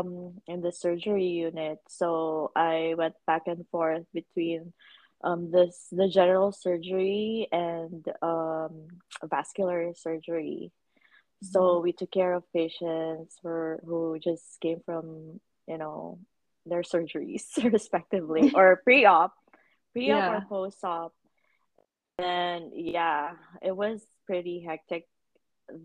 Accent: Davao City, Davao Region, Philippines; moved away as an adult; now in British Columbia, Canada; I'm originally from Davao, Philippines, so Bisaya.

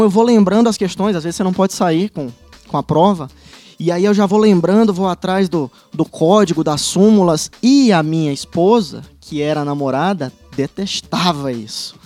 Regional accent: Fortaleza, Ceará, Brazil; moved away as an adult; also born or lived in Teresina; now in Paraná, Brazil; sou de Fortaleza

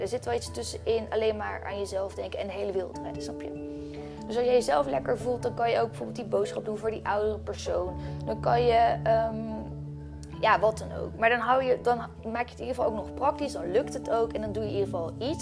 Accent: Netherlands; now in Bali, Indonesia; Nederland is niet echt mijn thuisland

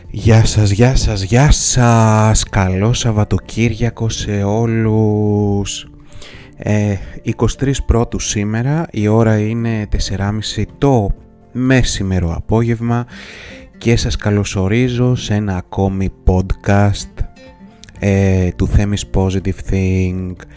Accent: Greece; also born or lived in Athens; εμείς οι Έλληνες

